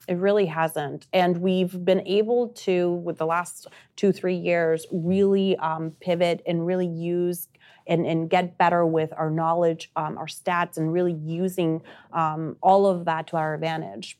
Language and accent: English; Uruguay; first language Spanish; English is a second language; moved away; I'm originally from South America. I'm from Uruguay.